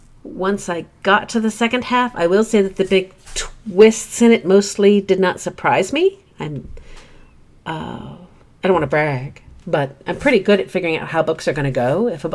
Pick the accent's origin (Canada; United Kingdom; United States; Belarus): United Kingdom; And I grew up overseas in Britain and its ex-colonies. And so I watched a lot of British television as a youngster